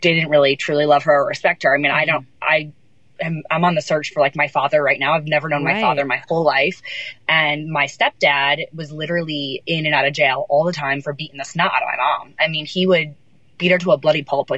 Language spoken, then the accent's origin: English; Central New York, United States; I grew up in Central New York, so about 4 hours from Manhattan